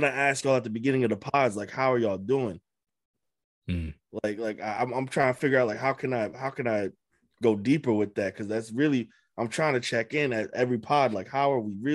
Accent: Amherst, Massachusetts, United States; moved away as an adult; also born or lived in Boston; when I was moving away from Amherst, from my hometown

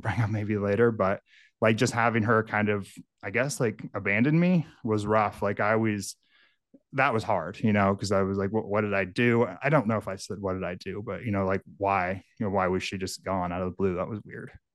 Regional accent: Northern California, United States; now in Michigan, United States; I grew up in, in a area of Northern California. It's very rural, very remote.

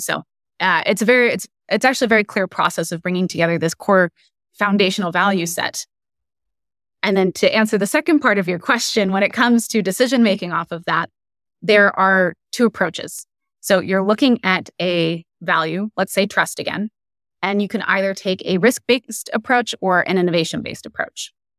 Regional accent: Silicon Valley, California, United States; I grew up in the Silicon Valley, so I grew up around A I.

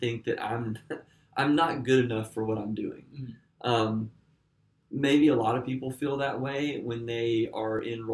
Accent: Alabama, United States; now in Nashville, United States; I grew up in Alabama

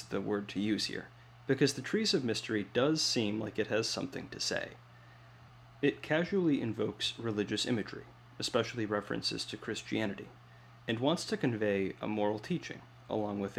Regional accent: Midwest, United States; as a Midwesterner

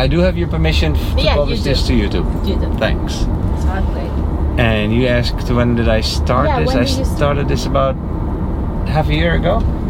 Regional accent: Netherlands; now in Naples, United States; I'm from the most punctual country in the world, which is called the Netherlands.

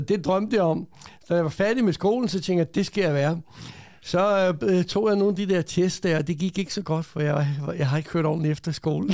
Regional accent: Denmark; also born or lived in Croatia; jeg er født i Kroatien for mange, mange år siden. Ja. Kom til Danmark som 9-årig, øh, og så opvokset i Danmark

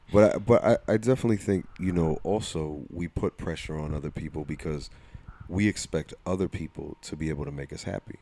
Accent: New Jersey, United States; accent: Jersey; my Jersey accent

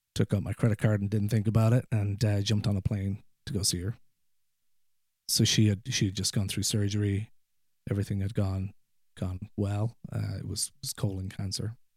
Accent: Ireland; accent: Irish; moved away as an adult; now in Ohio, United States; where I grew up in, in rural Ireland, there's a lot of hills and mountains

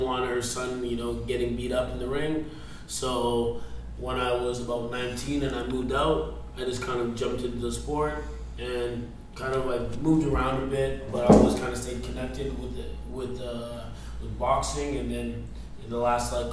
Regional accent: Toronto, Ontario, Canada; now in British Columbia, Canada; I'm originally from Toronto, Ontario, Scarborough, actually

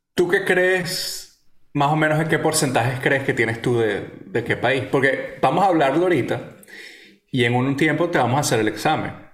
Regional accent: Venezuela; yo nací ahí, viví en ese peo, eh, hablo como un cifrino de mierda

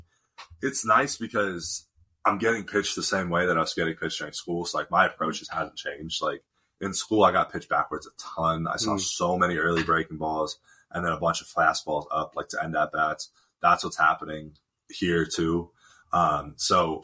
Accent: Tempe, Arizona, United States; moved away as an adult; also born or lived in Fairfield, Connecticut; I'm from Tempe, which is where Arizona State is.

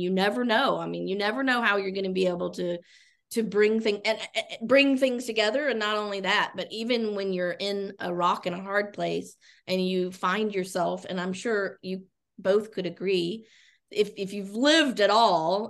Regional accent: Chattanooga, Tennessee, United States; also born or lived in Italy; now in Orlando, United States; I'm originally from the Chattanooga, Tennessee area. In fact, I grew up on the very mountain where Covenant College is located

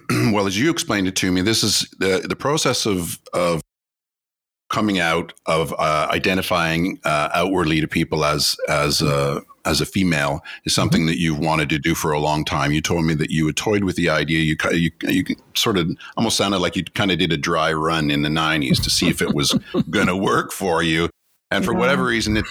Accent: Ottawa, Ontario, Canada; Pat and I grew up together in Blackburn Hamlet in the suburbs of Ottawa, Canada

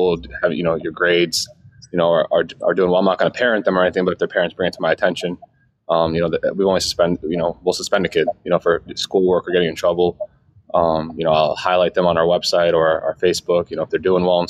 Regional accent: Northeast, United States; also born or lived in New York / Pennsylvania; I grew up in the Northeast, you know, New York and Pennsylvania

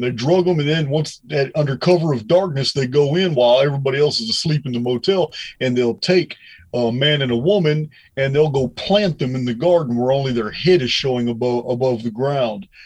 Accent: Bedford, Texas, United States; I was raised in Bedford, Texas

